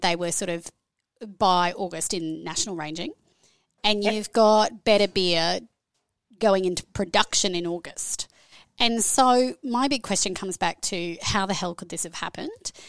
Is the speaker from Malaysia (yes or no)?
no; Australia; accent: Australian; moved away as an adult; also born or lived in Canada / New Zealand; now in Brisbane, Australia; I'm originally Australian, as you can hear by the accent